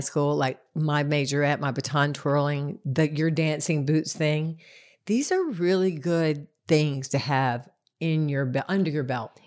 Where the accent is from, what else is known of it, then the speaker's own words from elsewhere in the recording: Concord, North Carolina, United States; I'm from Concord